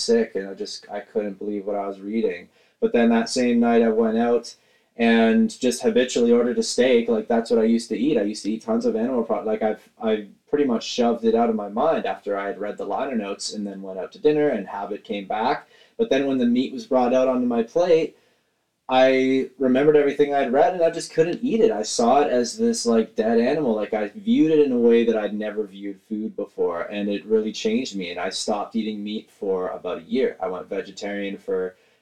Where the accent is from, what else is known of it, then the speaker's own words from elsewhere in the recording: Caledon, Ontario, Canada; I'm from Caledon, Ontario, Canada